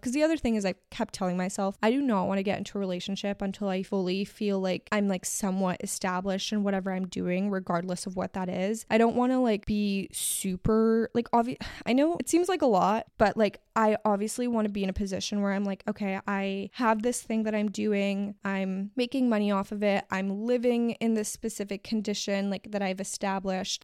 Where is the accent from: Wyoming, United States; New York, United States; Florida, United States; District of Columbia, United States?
Florida, United States; Miami; moved away; I grew up in Miami